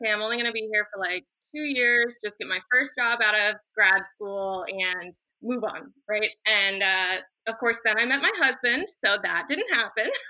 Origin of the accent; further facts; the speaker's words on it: St. Petersburg, Florida, United States; moved away as an adult; now in Northern Virginia, United States; I am from St. Petersburg, Florida.